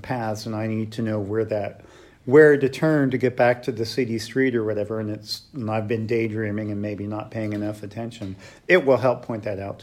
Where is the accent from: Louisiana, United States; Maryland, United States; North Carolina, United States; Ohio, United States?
Ohio, United States; Dayton; I'm from Dayton, Ohio